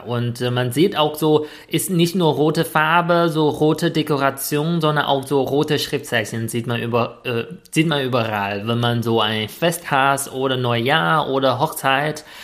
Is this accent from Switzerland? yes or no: no; China; German is a second language; moved away as an adult; now in Germany; ich komme aus China